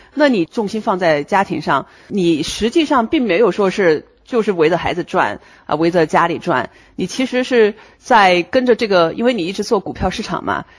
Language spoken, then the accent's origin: Chinese; northern China, China; moved away as an adult; now in United States; 因为我是北方人